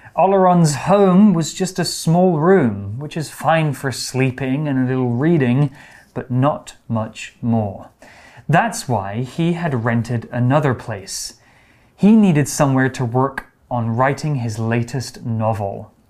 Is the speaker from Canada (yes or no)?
no; United Kingdom; my hometown actually in the UK is a very old place